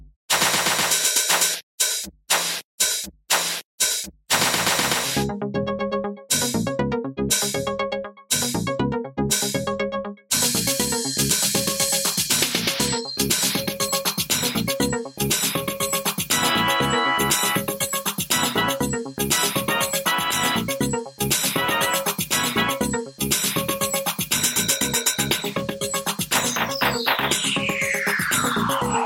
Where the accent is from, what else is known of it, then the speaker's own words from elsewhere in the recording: Massachusetts, United States; accent: Boston; moved away as an adult; now in Florida, United States; I grew up in Massachusetts